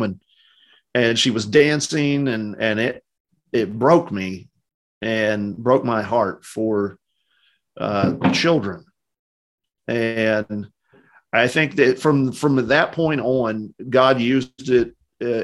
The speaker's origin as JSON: {"language": "English", "region": "West Virginia", "country": "United States", "also_born_or_lived": "Louisville, Kentucky", "moved": "as an adult", "said": "I'm from West Virginia originally, so kind of a country place, not a lot of big cities"}